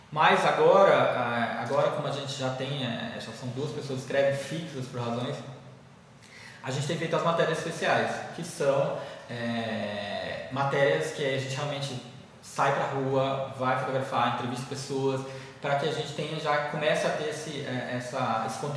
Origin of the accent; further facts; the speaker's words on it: Maranhão, Brazil; born there; eu sou maranhense de nascença, mas minha família mora em Rondônia, já tem muitos anos.